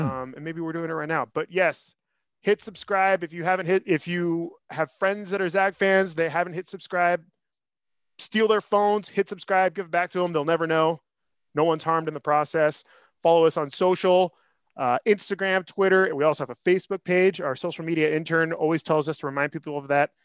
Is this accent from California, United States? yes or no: yes; Northern California, United States; also born or lived in San Francisco; I'm from Northern California. I currently live in San Francisco